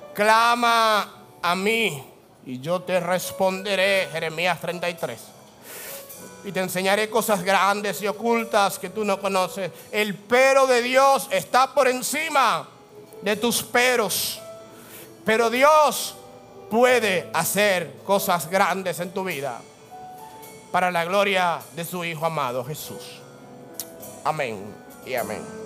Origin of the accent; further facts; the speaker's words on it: Dominican Republic; La ley que impera en mí, la ley del dominicano